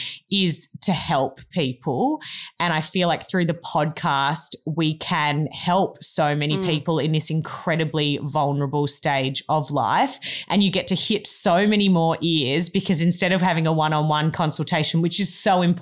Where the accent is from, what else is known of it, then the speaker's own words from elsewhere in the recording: Melbourne, Victoria, Australia; now in Cabarita Beach, Australia; I grew up in Melbourne, but I now live in Cabarita Beach, which is in northern New South Wales